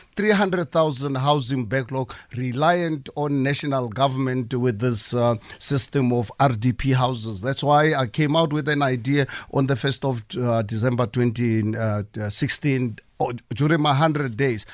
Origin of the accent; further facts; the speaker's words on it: South Africa; as a South African